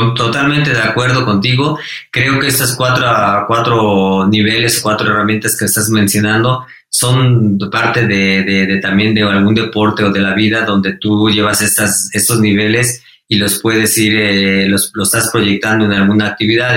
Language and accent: Spanish; Mexico; fui el mejor mexicano